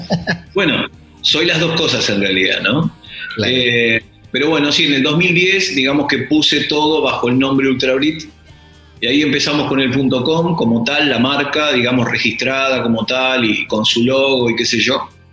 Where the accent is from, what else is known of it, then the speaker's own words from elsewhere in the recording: Lomas de Zamora, Buenos Aires Province, Argentina; Soy argentino, yo no soy de Yorkshire, soy de Loma de Zamora, Temperley.